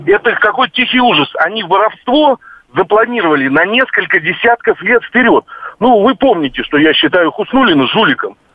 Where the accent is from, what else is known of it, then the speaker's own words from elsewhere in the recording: Moscow Oblast, Russia; в Подмосковье, я из Подмосковья, мы уже год платим за капремонт.